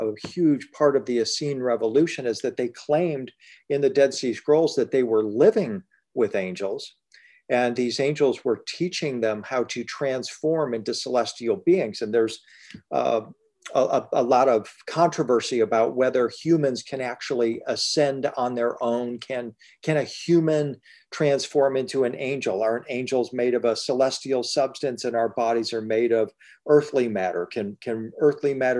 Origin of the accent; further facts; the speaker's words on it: Detroit, Michigan, United States; now in Nashville, United States; I grew up in Detroit, Michigan